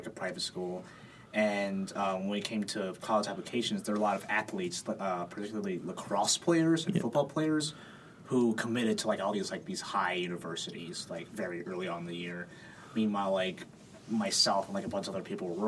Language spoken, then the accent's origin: English; Philadelphia, Pennsylvania, United States; I'm from Philly.